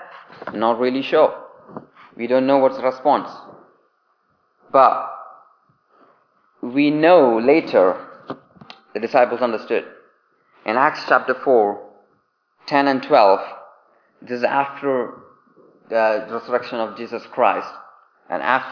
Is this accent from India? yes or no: yes; India; accent: Indian English; moved away as an adult; now in England; I grew up in India